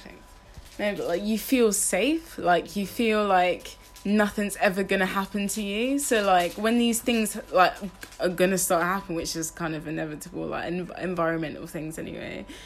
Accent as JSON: {"language": "English", "town": "Luton", "region": "East of England", "country": "United Kingdom", "tie": "born or raised there", "also_born_or_lived": "Liverpool", "said": "when I moved from Liverpool to like down like to even Luton"}